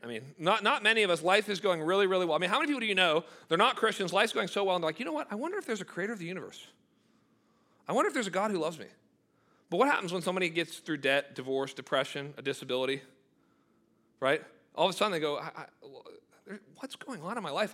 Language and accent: English; United States; as an American